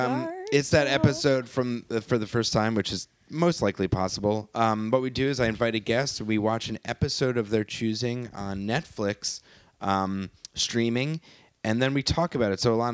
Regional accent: Scarsdale, New York, United States; I grew up in Westchester, New York, specifically Scarsdale.

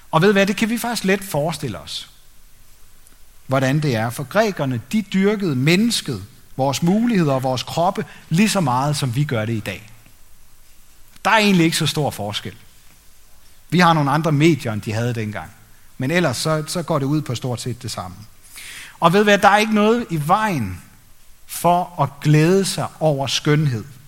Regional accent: Denmark; som danskere, mig selv inklusiv

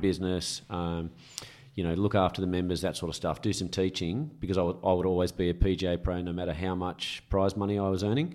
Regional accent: Camden, New South Wales, Australia; moved away; also born or lived in Caringbah; Grew up in originally in Carringbar, but the golf started in Camden

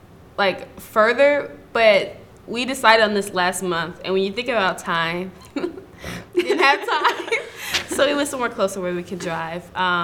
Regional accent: St. Louis, Missouri, United States; I'm from St. Louis, Missouri.

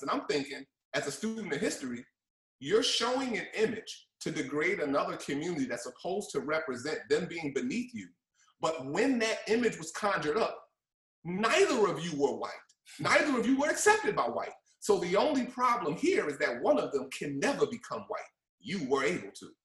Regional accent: Newark, New Jersey, United States; At the time, I was 11 years old, coming up in Newark

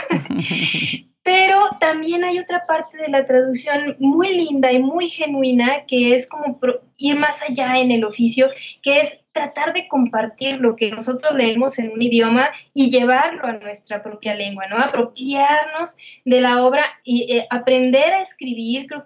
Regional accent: Guadalajara, Jalisco, Mexico; Guadalajara, Jalisco.

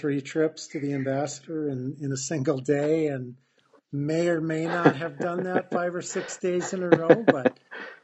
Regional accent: Hancock, Michigan, United States; moved away as an adult; now in Traverse City, United States; I was at Hancock

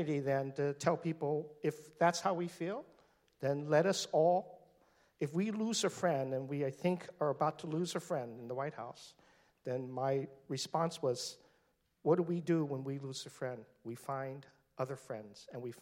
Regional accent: Seattle, Washington, United States; now in San Francisco, United States; here in Seattle, my hometown, where I grew up, born and raised

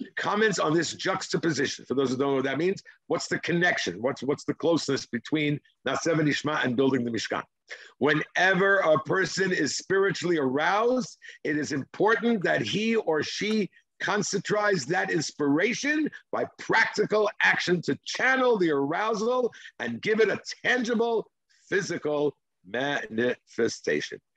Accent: Israel; English is a second language; That's my Israeli background

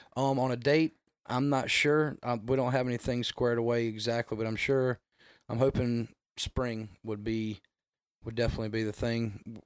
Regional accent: North Augusta, South Carolina, United States; now in Augusta, United States; I grew up in North Augusta, South Carolina, right over the bridge there

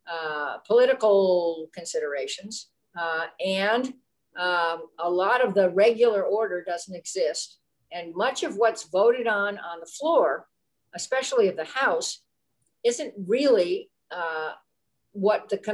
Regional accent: California, United States; I'm from California

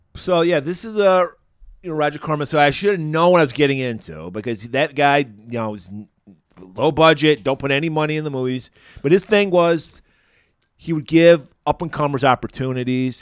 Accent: Pontiac, Michigan, United States; my hometown of Pontiac, Michigan

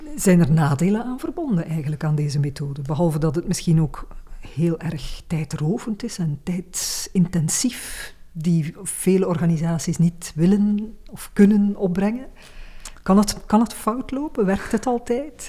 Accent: Flanders, Belgium; bij ons in Vlaanderen

